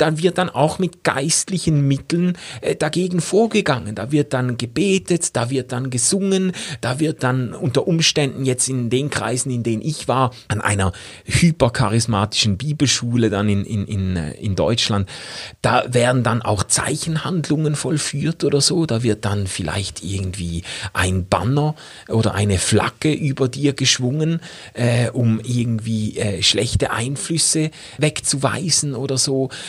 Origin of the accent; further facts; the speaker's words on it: Schaffhausen, Switzerland; bei uns in Schaffhausen